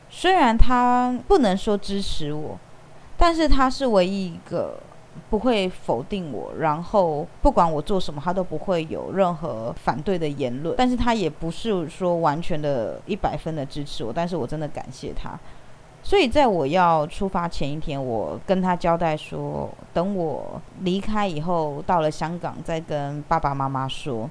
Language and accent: Chinese; Taiwan; accent: Taiwanese; 他听我的口音，他知道我是台湾人